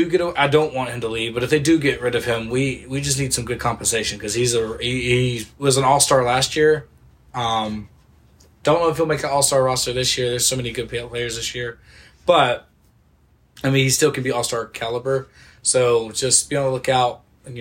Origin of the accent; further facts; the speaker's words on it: Texas, United States; I'm from Texas. That's where this team plays.